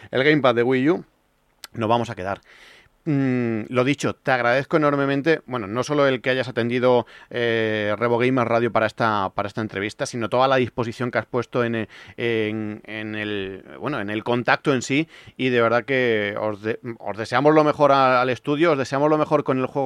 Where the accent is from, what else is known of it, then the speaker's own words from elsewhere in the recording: Andalusia, Spain; pero yo soy de Andalucía y, a mí sí que me cuesta trabajo este tipo de cosas.